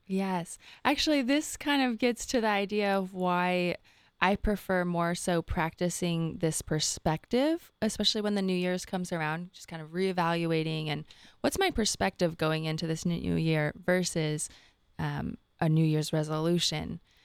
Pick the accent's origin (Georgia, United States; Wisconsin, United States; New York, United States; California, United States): California, United States; Rancho Cucamonga; I'm from Rancho Cucamonga, California, and that actually means land of the many rocks